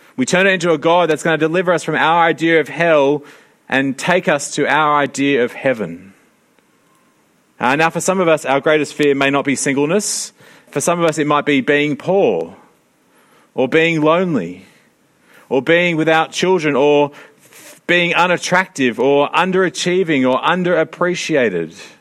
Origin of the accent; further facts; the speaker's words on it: Sydney, New South Wales, Australia; I grew up in Sydney